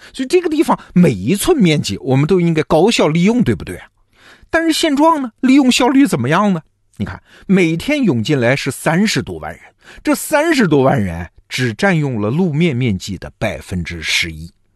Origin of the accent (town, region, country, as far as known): China